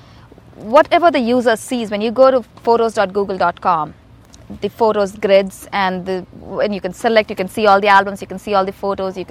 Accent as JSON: {"language": "English", "town": "Hyderabad", "region": "Telangana", "country": "India", "tie": "born or raised there", "moved": "yes", "said": "I grew up in India, in a city called Hyderabad."}